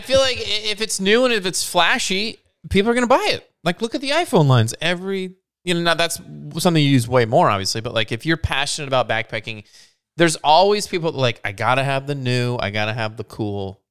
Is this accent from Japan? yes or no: no; Scotland, United Kingdom; as a Scottish individual